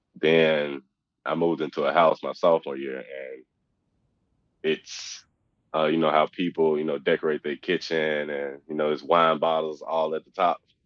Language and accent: English; Oxford, Mississippi, United States; I grew up in Oxford, so I'm 10 minutes down the street from uh, you know where I grew up